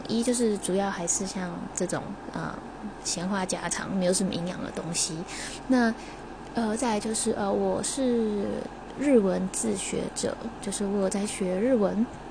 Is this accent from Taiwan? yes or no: yes; Taiwan; 完全在台湾土生土长，然后，呃，自己学习日文的